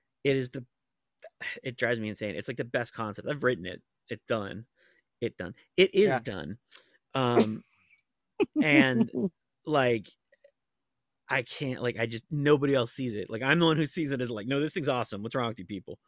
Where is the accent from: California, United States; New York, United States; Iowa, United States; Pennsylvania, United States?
Pennsylvania, United States; Monroeville; That is my mall in my hometown.